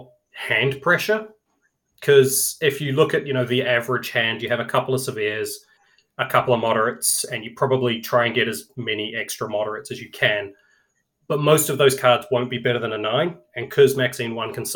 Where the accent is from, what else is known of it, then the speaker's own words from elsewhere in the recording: New Zealand; being a New Zealander